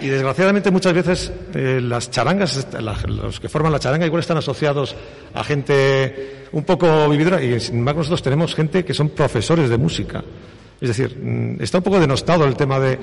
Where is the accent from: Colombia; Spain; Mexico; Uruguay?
Spain; Bilbao, Basque Country; Yo soy de Bilbao